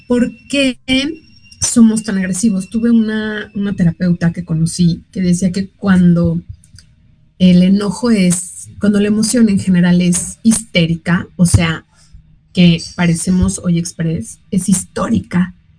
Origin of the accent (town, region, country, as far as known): Mexico